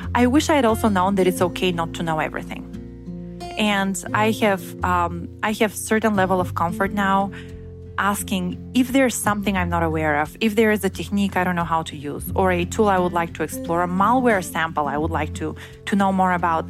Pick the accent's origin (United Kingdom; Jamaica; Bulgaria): Bulgaria; moved away as an adult; also born or lived in Bremen, Germany; I uh, was born and raised in Bulgaria, which is in Eastern Europe